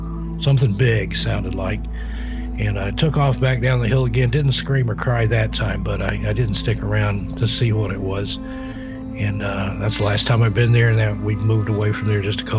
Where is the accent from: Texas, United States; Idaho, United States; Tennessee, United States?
Tennessee, United States; Knoxville; I grew up in East Tennessee around the Knoxville, Oak Ridge area